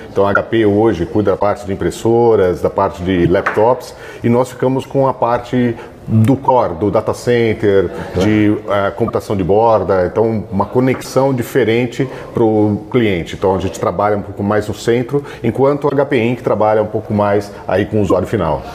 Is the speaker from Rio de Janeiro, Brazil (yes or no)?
no; Santos, São Paulo, Brazil; Meu tio tinha lojas em Santos, eu sou de Santos, então eu fui trabalhar de estoquista com 16 anos